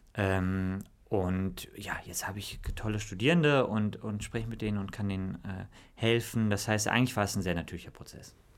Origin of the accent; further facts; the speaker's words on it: Bonn, North Rhine-Westphalia, Germany; wir sind im großen Pfarrhaus, bin ich aufgewachsen in Bonn